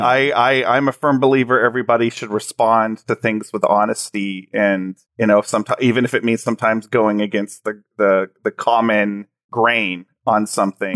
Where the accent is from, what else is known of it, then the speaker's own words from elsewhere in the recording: Graham, Texas, United States; the town I actually grew up in is called Graham